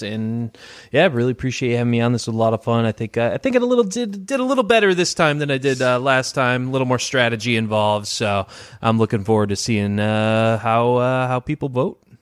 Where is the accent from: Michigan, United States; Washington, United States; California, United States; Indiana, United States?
Michigan, United States; Detroit; I'm from Detroit